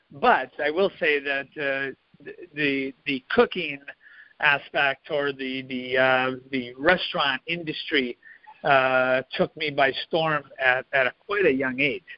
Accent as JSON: {"language": "English", "region": "Midwest", "country": "United States", "tie": "born or raised there", "said": "You know, I grew up in the Midwest where it's all farms and, you know, kind of quiet."}